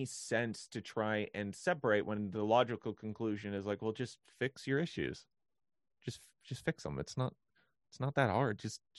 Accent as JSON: {"language": "English", "country": "Canada", "said": "Like, that, I like being Canadian. Being Canadian rules."}